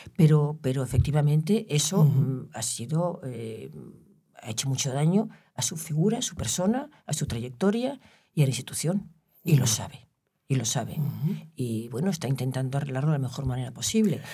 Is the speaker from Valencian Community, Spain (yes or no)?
no; Galicia, Spain; yo soy gallega